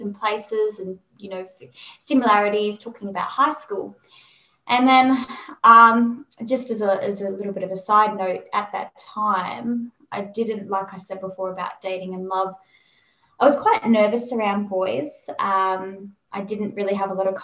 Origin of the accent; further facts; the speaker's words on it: Perth, Western Australia, Australia; moved away; So I'm originally from Perth, so we flew from Perth to Sydney